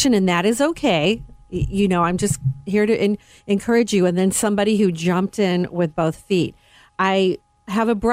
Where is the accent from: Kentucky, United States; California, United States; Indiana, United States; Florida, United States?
Indiana, United States; Northwest; I'm from Northwest Indiana